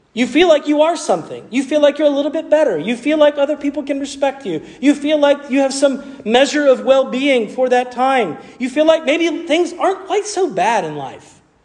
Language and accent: English; the South, United States; accent: southern; That was the southern part of me coming out.